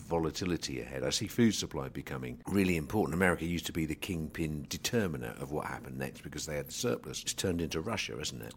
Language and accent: English; England, United Kingdom; As an Englishman